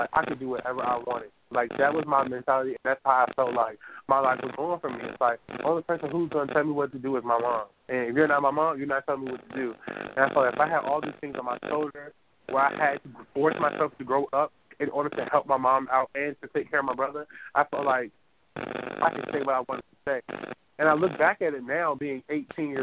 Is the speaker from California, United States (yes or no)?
no; Newport News, Virginia, United States; I was born really circled down on 12th Street in Newport News